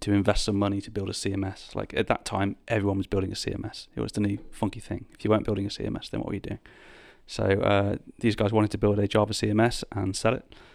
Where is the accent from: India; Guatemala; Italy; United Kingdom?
United Kingdom; moved away as an adult; also born or lived in Birmingham; now in London, United Kingdom; I'm from the Midlands, or as you would call it, the North, um, in the U K